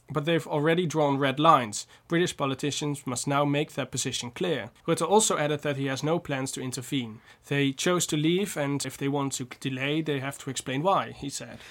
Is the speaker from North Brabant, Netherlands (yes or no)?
yes; North Brabant, Netherlands; I'm from Brabant